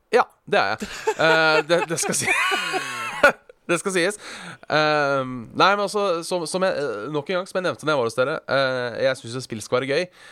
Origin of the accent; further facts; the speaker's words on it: Hønefoss, Buskerud, Norway; jeg er fra Hønefoss og ikke tok lappen da jeg var 18